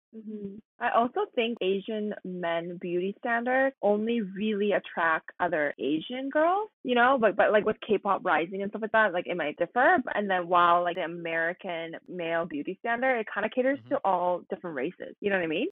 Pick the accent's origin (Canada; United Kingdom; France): Canada; I grew up in Canada, like pretty much a whole life. I lived in Canada for 20 years.